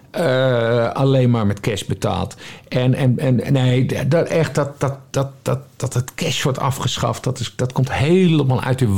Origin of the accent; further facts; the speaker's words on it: Friesland, Netherlands; Ja, ik ben geboren en getogen